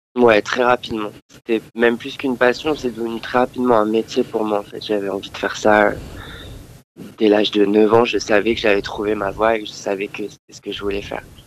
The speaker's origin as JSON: {"language": "French", "country": "France", "tie": "born or raised there", "also_born_or_lived": "Andalusia, Spain", "said": "je suis français. j'ai été élevé principalement en France, mais mon père est espagnol"}